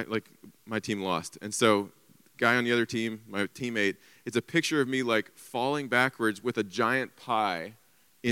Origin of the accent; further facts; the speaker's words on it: Covington, United States; I'm from Covington, so just down the street